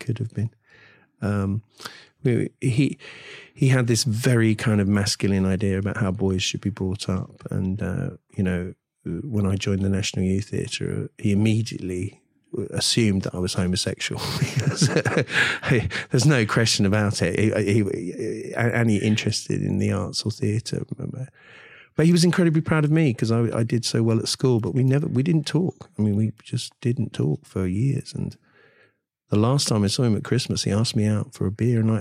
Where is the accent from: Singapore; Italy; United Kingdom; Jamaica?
United Kingdom; London; We always called ourselves London Irish or Irish, although my accent and my education and so on would defy that.